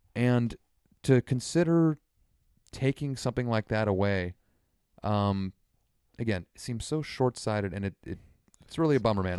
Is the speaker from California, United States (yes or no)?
yes; Santa Rosa, California, United States; I was born here in Santa Rosa